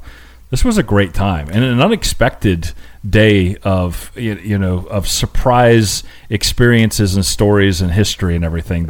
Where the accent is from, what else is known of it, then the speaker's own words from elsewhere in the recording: New England, United States; Growing up in New England, we used to go to like Old Sturbridge Village or Pilgrim Village